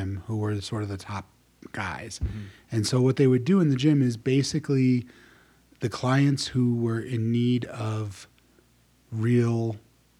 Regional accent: New Jersey, United States; I was born and raised in New Jersey, grew up in the 80s

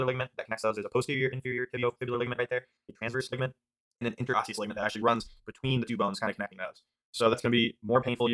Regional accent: Ohio, United States; I'm from Ohio

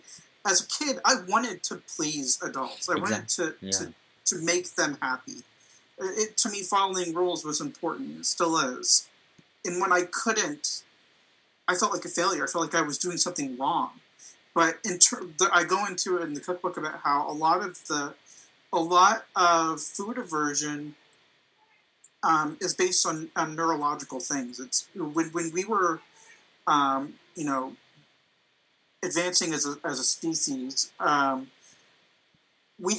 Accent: Midwest, United States; I was raised in the Midwest

